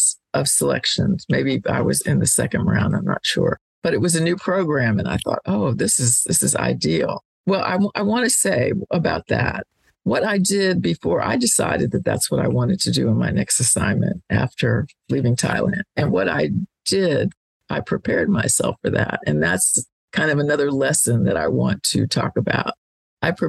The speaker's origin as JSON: {"language": "English", "town": "Washington", "region": "District of Columbia", "country": "United States", "tie": "born or raised there", "said": "I grew up in Washington, D.C."}